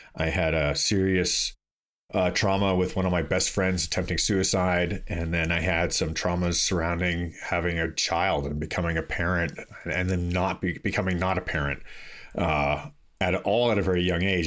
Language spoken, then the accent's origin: English; Toronto, Ontario, Canada; when I grew up in Toronto, I would consider to be a very liberal place